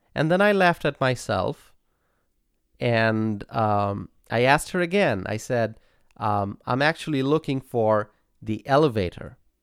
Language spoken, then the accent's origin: English; Bangladesh; English is a second language; moved away as an adult; now in United States; I was born and raised in Bangladesh and I came to America to make this country my home.